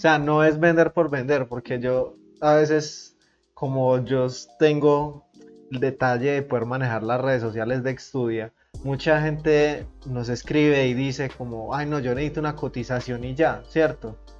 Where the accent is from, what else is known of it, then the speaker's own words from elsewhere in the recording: Colombia; yo que soy un chico colombiano